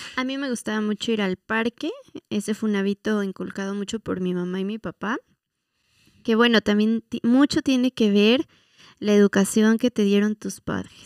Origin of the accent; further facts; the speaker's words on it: Mexico; la identidad que nos ha costado mucho trabajo como mexicanos